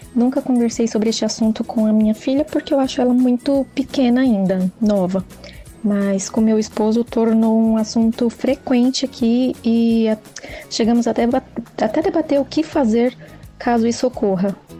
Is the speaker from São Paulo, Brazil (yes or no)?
yes; São Paulo, Brazil; sou de São Paulo, tenho 32 anos